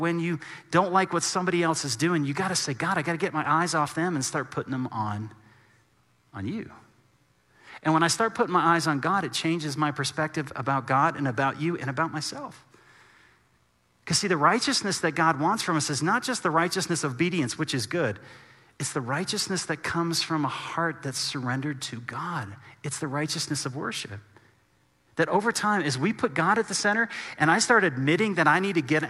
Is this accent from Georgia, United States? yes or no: no; Texas, United States; moved away as an adult; now in Colorado, United States; we're from Texas